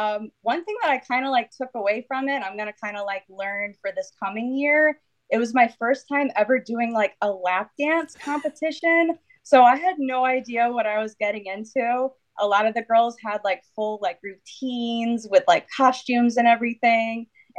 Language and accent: English; Connecticut, United States; So I'm from Connecticut. And for those of you that don't know, it's basically a tiny little state in between New York and Massachusetts.